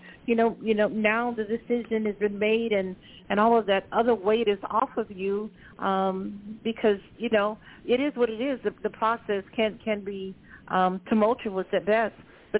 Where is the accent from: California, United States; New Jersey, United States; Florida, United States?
Florida, United States; Gainesville; Born and raised in Gainesville.